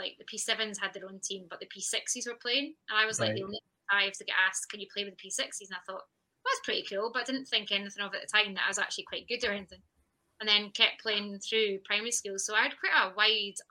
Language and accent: English; West Linton, near Peebles, Scotland, United Kingdom; I'm from West London originally